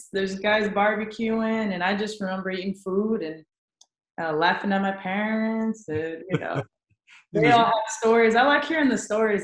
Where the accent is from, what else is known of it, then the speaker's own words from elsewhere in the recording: San Antonio, Texas, United States; San Antonio, born and raised